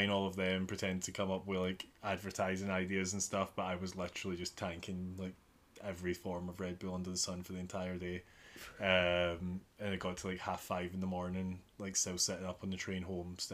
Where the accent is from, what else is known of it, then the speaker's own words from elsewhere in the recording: Scotland, United Kingdom; accent: Glaswegian; because of my accent, I don't have the strongest of Glaswegian accents